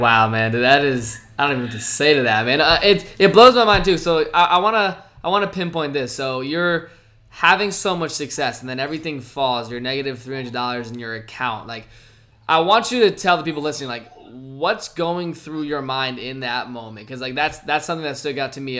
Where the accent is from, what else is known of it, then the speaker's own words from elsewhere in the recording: Virginia, United States; I grew up in Virginia